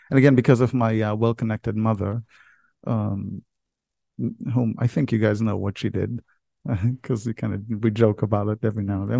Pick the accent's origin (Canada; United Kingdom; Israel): Israel; moved away as an adult; now in United States; I was born and raised in Israel. Although I live in America